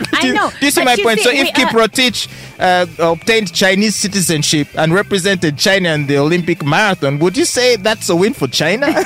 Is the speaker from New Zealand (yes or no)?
no; Japan; born there; Okay, so I was born in Japan. Mm-hmm. Uh, but I do not have citizenship.